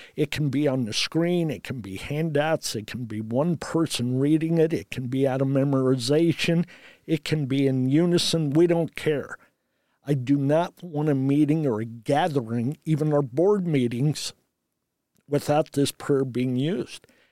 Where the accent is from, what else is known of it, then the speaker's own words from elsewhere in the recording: Redkey, Indiana, United States; also born or lived in Frankfurt, Germany; I am actually from Red Key, Indiana, a community